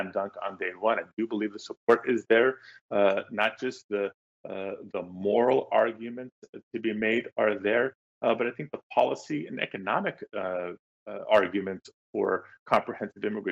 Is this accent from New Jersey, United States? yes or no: no; Los Angeles, California, United States; a young Latino growing up in Los Angeles, you know, born in the 70s, kind of raised in the 80s and 90s